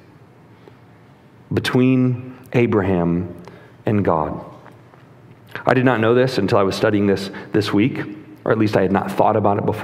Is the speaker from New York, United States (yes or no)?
no; Chicago, Illinois, United States; when I was a kid, I grew up in Chicago in the 90s